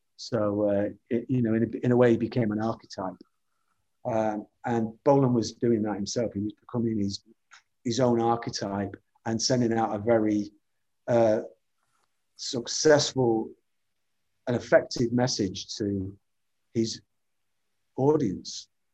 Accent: the Northwest, North West England, United Kingdom; as a child growing up in the Northwest, the TV uh, Granada logo was something that I watched, saw every day of my life

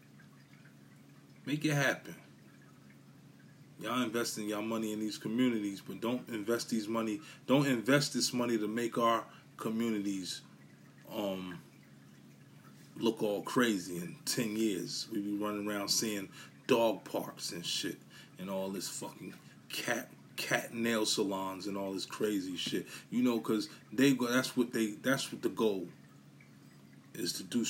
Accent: New York City, New York, United States; I come from Brooklyn, Bushwick

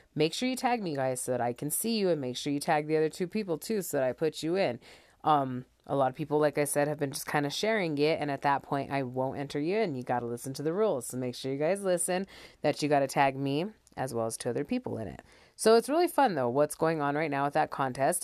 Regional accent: Taos, New Mexico, United States; I was born and raised in Taos

